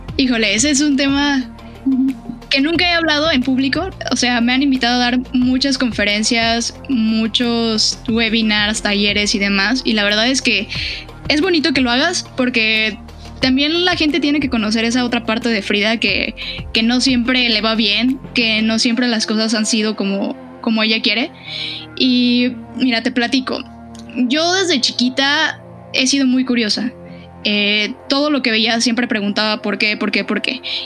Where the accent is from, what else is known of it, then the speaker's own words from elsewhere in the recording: Mexico City, Mexico; yo nací en Iztapalapa